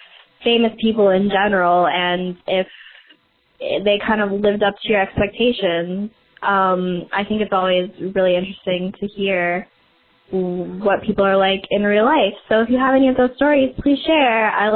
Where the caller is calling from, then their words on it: Des Moines, Iowa, United States; Hi, Sam and Joe. … from Des Moines, and I absolutely love your podcast.